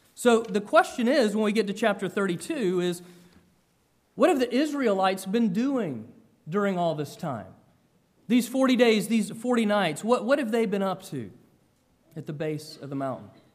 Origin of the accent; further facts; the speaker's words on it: Georgia, United States; moved away; I grew up in Georgia